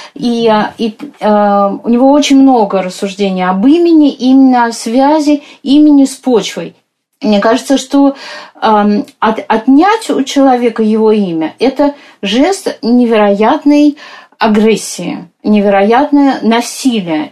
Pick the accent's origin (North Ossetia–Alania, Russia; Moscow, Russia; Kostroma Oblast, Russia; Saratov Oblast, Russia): Moscow, Russia; как мы вот с вами, москвички